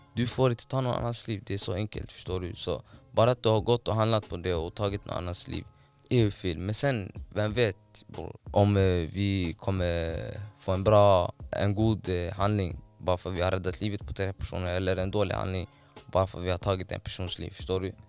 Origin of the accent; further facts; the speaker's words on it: Somalia; now in Sweden; hemlandet där jag är uppvuxen och eh, född